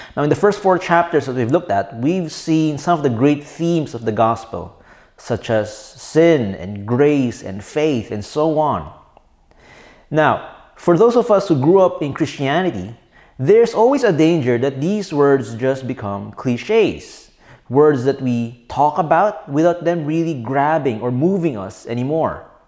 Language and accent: English; Philippines; I'm a Filipino citizen